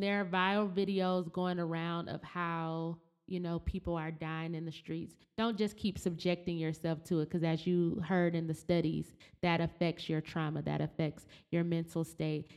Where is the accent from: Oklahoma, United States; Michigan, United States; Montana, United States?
Michigan, United States; Flint; growing up in Flint with General Motors leaving